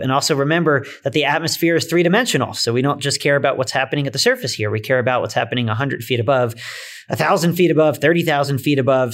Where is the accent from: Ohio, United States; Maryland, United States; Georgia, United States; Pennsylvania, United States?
Pennsylvania, United States; outside of Philadelphia; moved away as an adult; now in Colorado, United States; I grew up outside of Philadelphia